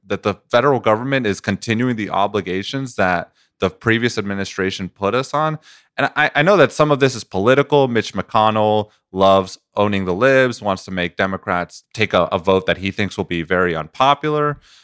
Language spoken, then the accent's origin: English; Venezuela; moved away; I come from Venezuela